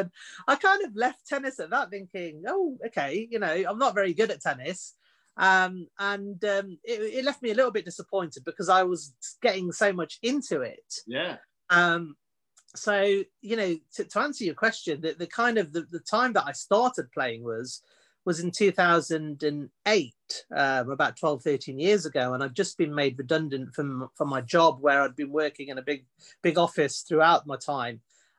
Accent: United Kingdom; born and bred in Britain. Obviously my parents are from India

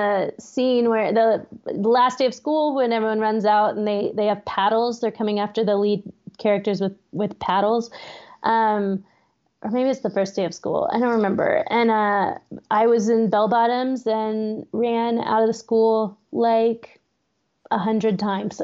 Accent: Austin, Texas, United States; moved away as an adult; now in Pittsburgh, United States; I grew up in Austin also

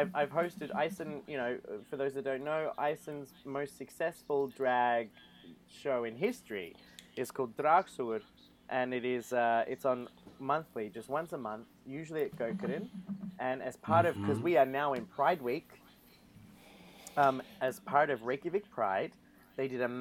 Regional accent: Australia; I am an Australian.

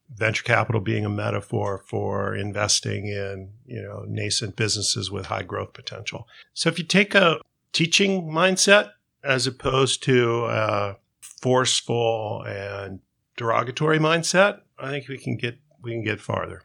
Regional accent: Southern California, United States; We grew up in Southern California

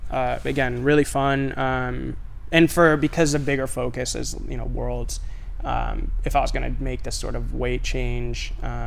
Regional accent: Puerto Rico; Cuban and Spanish and Puerto Rican. But I was born in Puerto Rico.

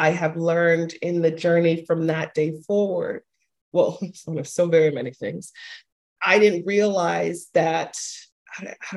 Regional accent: Panama; I'm a Latina. I'm from Panama. And being raised within that culture

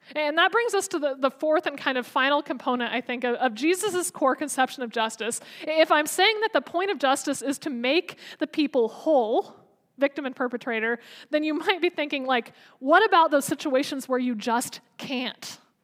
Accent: United States; as an American

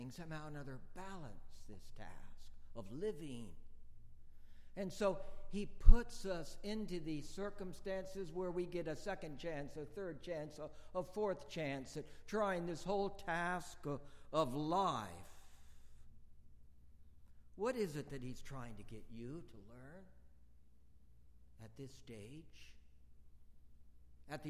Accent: Bakersfield, California, United States; moved away as an adult; back to my hometown of Bakersfield, California

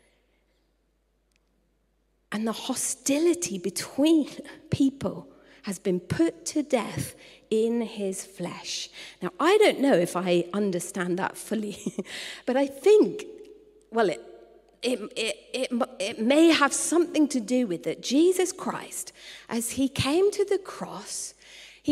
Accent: United Kingdom; I was born in the United Kingdom, but I was reborn as a citizen.

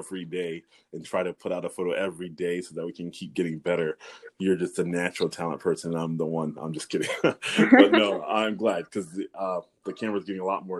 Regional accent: North Carolina, United States; I grew up in North Carolina.

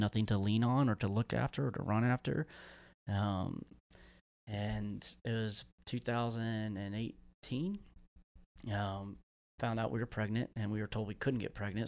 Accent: Central Florida, United States; moved away; also born or lived in California / Tallahassee, Florida; we were out in the swamps where I grew up down in South Florida, uh, well, Central Florida.

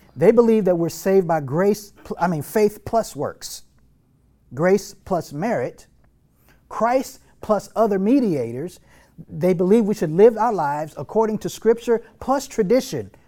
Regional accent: North Texas, United States; growing up in North Texas, living in North Texas

